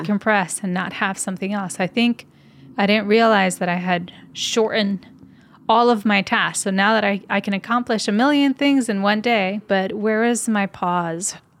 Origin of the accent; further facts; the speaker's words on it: Puerto Rico; moved away; also born or lived in Michigan / California; I had lived in Michigan for a big portion of my life, and I grew up in Puerto Rico.